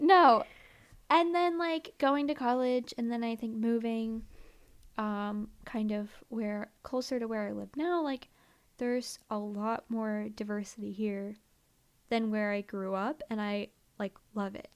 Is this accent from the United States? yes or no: yes; near Philadelphia, Pennsylvania, United States; moved away; I grew up in Philly, you know?" And, or, like, near Philly